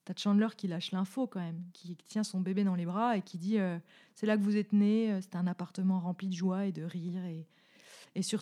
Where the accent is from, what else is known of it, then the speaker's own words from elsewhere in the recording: Bourgogne-Franche-Comté, France; accent: franc-comtois; Peut-être avec mon accent franc-comtois en plus.